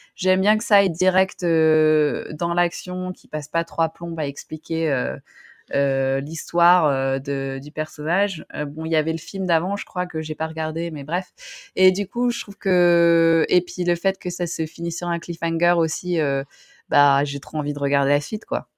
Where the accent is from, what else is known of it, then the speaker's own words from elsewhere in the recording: Roubaix, Hauts-de-France, France; moved away; je viens de Roubaix, donc je viens du nord.